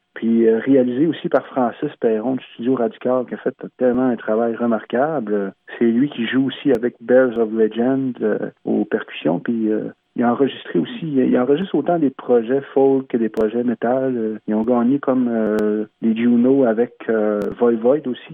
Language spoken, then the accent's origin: French; Mashteuiatsh, Quebec, Canada; On est neuf communautés Innu au Québec. Puis on est la communauté la plus au sud de qui est au lac Saint-Jean. Anciennement, on appelait ça Pointe Bleue